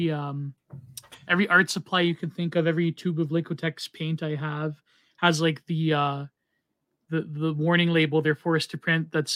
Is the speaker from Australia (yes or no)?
no; Canada; now in United States; as a Canadian